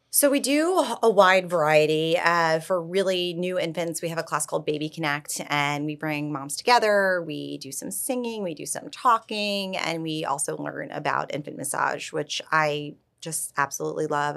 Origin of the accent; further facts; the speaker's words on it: New York, United States; moved away as an adult; also born or lived in Florida; now in Palm Beach, United States; I'm born and raised in New York, and I very much thought I was a lifelong New Yorker